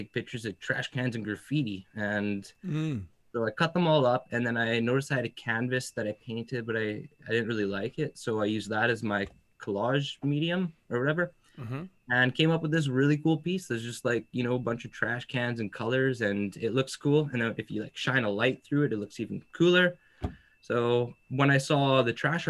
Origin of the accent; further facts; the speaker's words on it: Alberta, Canada; I grew up in Alberta